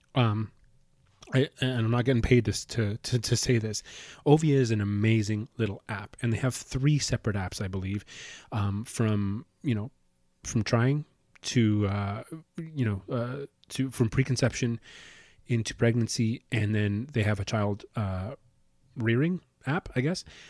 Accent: Calgary, Alberta, Canada; moved away as an adult; now in Winnipeg, Canada; So we're actually living in, in, in Winnipeg right now, and we're originally from Calgary

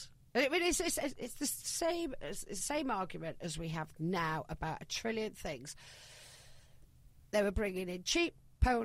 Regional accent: Nottinghamshire, East Midlands, United Kingdom; accent: Yorkshire; moved away as an adult; also born or lived in London; now in Antibes, France; I grew up in Nottinghamshire during the miners' strike

